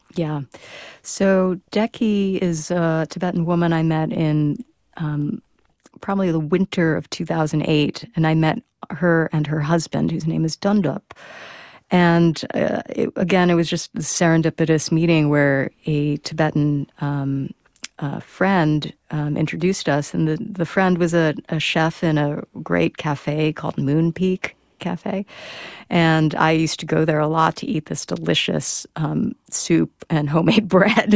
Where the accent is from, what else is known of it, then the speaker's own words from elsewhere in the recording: United States; I'm Chinese American, born in the U S, and my parents are from Hong Kong and ethnically Chinese.